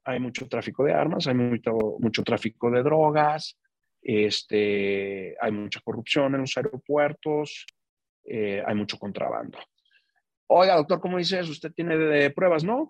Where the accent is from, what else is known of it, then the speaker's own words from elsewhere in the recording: Jalisco, Mexico; now in Mexico City, Mexico; mi tierra